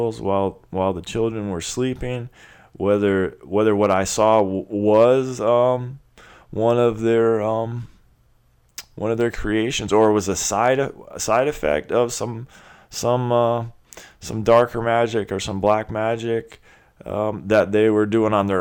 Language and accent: English; Clearwater, Florida, United States; I grew up in Clearwater, Florida, which is the headquarters of the religion of Scientology